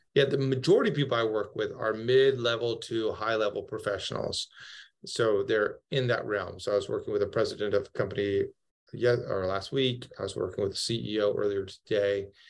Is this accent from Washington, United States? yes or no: yes; Seattle, Washington, United States; moved away as an adult; now in Fairhope, United States; I'm actually from Seattle, but we have we have moved down towards the beach in Fairhope, Alabama.